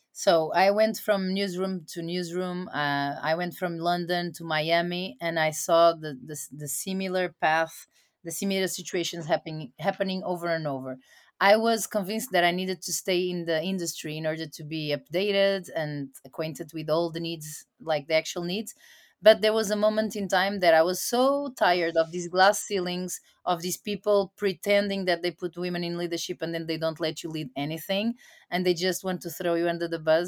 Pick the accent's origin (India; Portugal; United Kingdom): Portugal; moved away as an adult; also born or lived in United States / Latin America; I was sent back to my home country to Portugal, where I'm staying right now